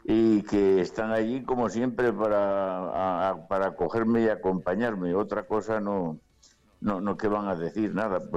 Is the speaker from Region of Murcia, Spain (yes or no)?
no; Cantabria, Spain; hacia el 23 o 24 miré a mi tierra a Cantabria, vivir en Santander, en el Colegio de los Agustinos y en la parroquia que tenemos allí. De allí vine y allí vuelvo.